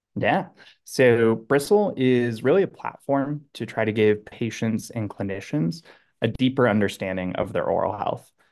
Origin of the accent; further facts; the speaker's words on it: Southern California, United States; born and raised in Southern California